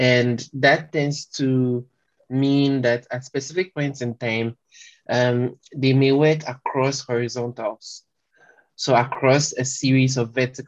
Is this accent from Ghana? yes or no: yes; Kwamosu, Eastern Region, Ghana; first language French; English is a second language; I come from a small village called Kwamosu, which is in the eastern region.